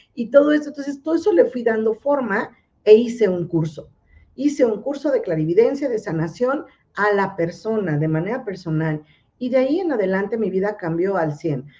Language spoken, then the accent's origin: Spanish; Mexico City, Mexico; de aquí, de la Ciudad de México, porque soy chilanga pura y auténtica